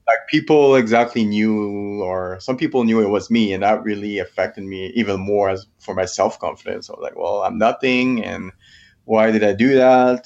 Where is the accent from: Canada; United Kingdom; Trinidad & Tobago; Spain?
Canada; Quebec; moved away as an adult; now in Canmore, Canada; I'm from Quebec, French Canadian. But I've been living in Camor, Alberta, just close to Banff National Park for the last twelve years